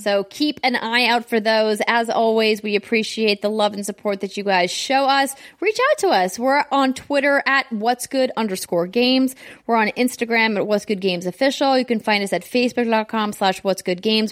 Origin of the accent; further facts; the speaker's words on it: United States; as an American